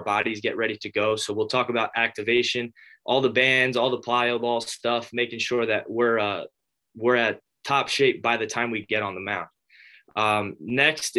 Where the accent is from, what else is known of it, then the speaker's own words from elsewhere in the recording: North Brunswick, New Jersey, United States; I grew up in New Jersey, from North Brunswick, right in the middle of the state.